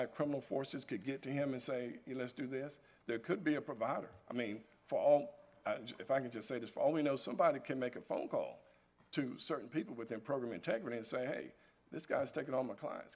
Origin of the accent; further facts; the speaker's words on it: North Carolina, United States; I'm born and raised in North Carolina